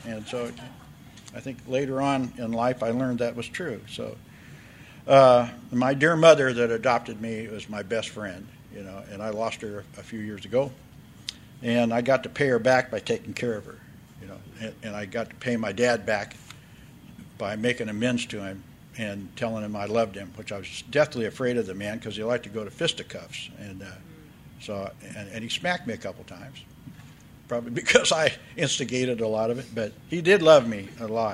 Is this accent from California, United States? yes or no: yes; Oakland, California, United States; now in San Diego, United States; My story begins May the 22nd, 1944, when I was born in Oakland, California